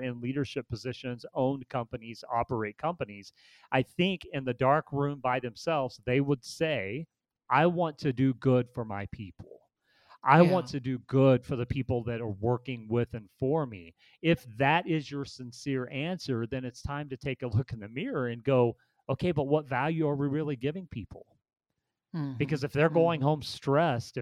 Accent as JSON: {"language": "English", "country": "United States"}